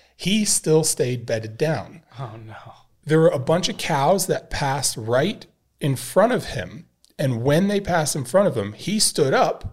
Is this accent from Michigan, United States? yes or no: no; Idaho, United States; growing up in Idaho